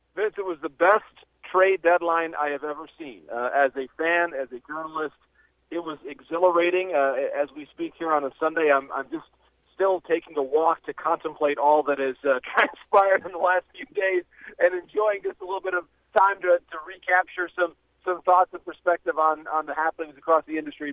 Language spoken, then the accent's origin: English; Midwest, United States; the Midwesterner myself